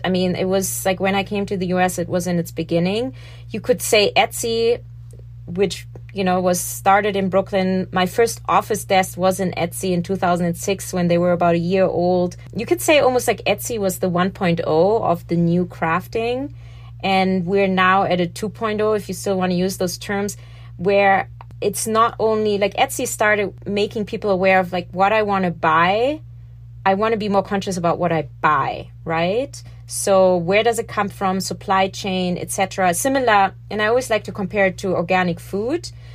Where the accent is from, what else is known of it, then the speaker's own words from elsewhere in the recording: Germany; moved away as an adult; now in New York City, United States; growing up in Germany, I was taught it's dishonest not talking about the problems